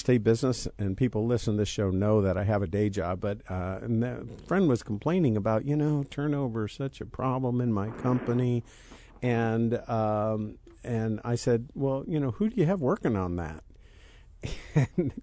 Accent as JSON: {"language": "English", "town": "Rantoul", "region": "Illinois", "country": "United States", "tie": "born or raised there", "said": "I grew up in Rantoul"}